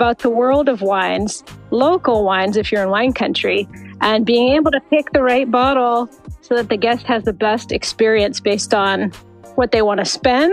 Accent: Massachusetts, United States; moved away as an adult; also born or lived in Northern California; now in California, United States; I grew up on the East Coast in Massachusetts

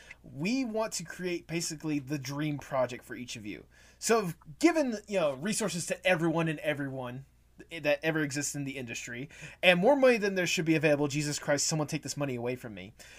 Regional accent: Illinois, United States; moved away; I was born in Illinois.

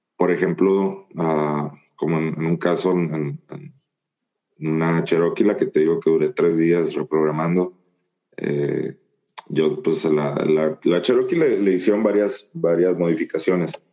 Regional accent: Guasave, Sinaloa, Mexico; now in San Luis; yo soy de, de Guasave, Sinaloa, que queda a aproximadamente 1100, 1200 kilómetros de aquí, de, donde yo vivo, de San Luis

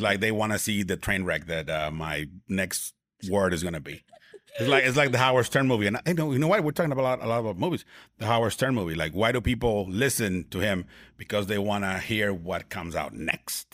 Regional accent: Tijuana, Baja California, Mexico; in my hometown, in my hometown in Tijuana, Mexico

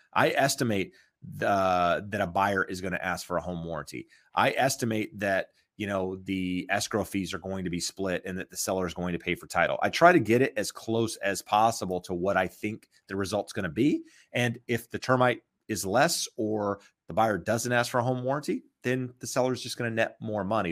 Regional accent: North Carolina, United States; now in Southern California, United States; when I grew up in North Carolina

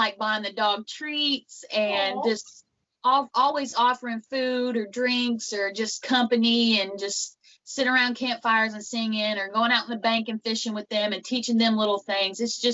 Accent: Western Kentucky, United States; Where I'm from is from Western Kentucky. It's about a little town called Catawba

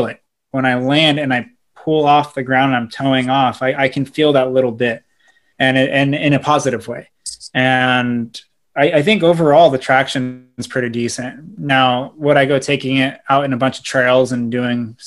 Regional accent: Southern California, United States; being from Southern California

